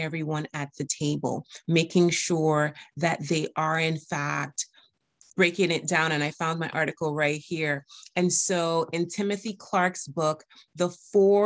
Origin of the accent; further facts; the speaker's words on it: U.S. Virgin Islands; I'm from the Caribbean American, from the U.S. Virgin Islands. And I do have an accent sometimes